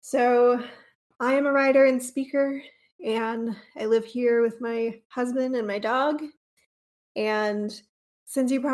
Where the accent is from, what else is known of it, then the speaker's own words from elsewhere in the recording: North Georgia, United States; moved away as an adult; now in East Tennessee, United States; I grew up in North Georgia, not too far from here